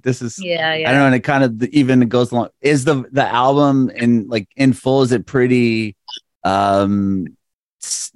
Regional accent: San Diego, California, United States; moved away as an adult; now in Nashville, United States; I recently moved a couple of years ago, moved to Nashville, Tennessee, but I'm from San Diego

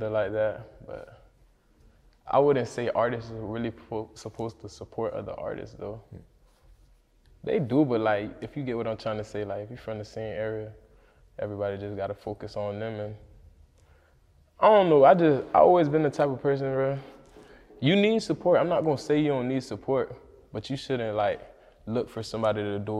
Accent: Deerfield, United States; I'm from Deerfield and shit, so Deerfield usually have a lot of trap houses all over

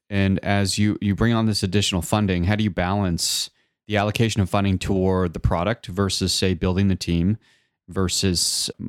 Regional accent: Canada; Well, we're Canadian, yeah, no, so so we're the best.

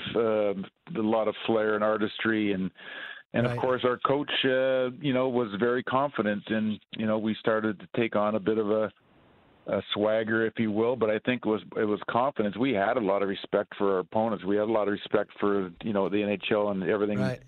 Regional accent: Edmonton, Alberta, Canada; my hometown, Edmonton.

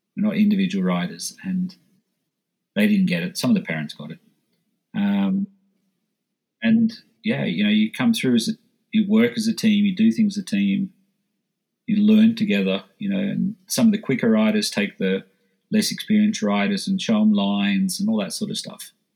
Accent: Australia; moved away as an adult; now in Switzerland; as an Aussie

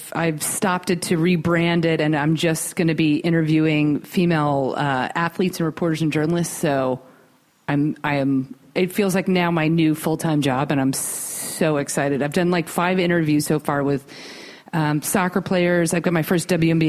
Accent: East Coast, United States; now in Los Angeles, United States; we're from the East Coast

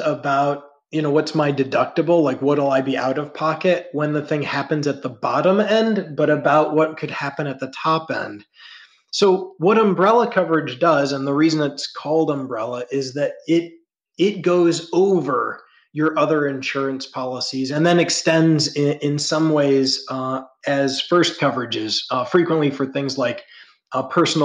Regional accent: Ohio, United States; I grew up in the Midwest in Ohio

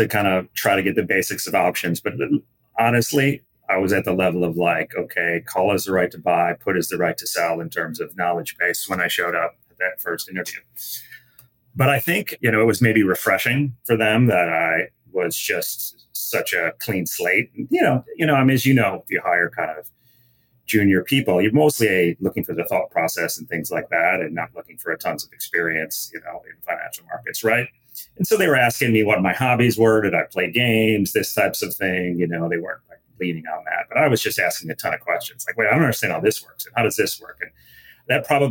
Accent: Chicago, Illinois, United States; I grew up in the Chicago area

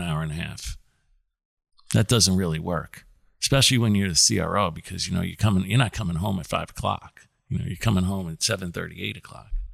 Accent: New Jersey, United States; also born or lived in New York City; I grew up in New York City until I was about ten, and then I grew up in New Jersey. So I did all my high s, junior high and high school years in, in New Jersey

